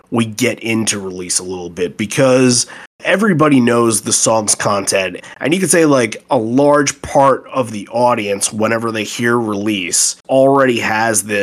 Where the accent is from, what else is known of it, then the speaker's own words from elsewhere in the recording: Kansas City, Missouri, United States; I grew up in Kansas City, moved away, and happened to have the good fortune of traveling back to KC for a family wedding